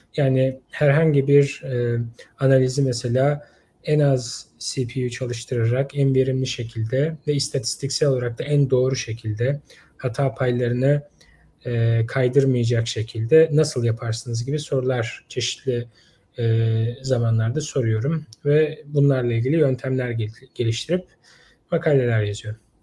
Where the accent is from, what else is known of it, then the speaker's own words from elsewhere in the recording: Istanbul, Turkey; moved away as an adult; also born or lived in Ankara; Yani ben doğma büyüme İstanbul'duydum.